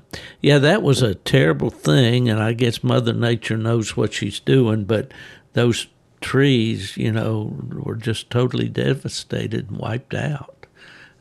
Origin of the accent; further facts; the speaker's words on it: West Virginia, United States; moved away; Typical of what I grew up with up in West Virginia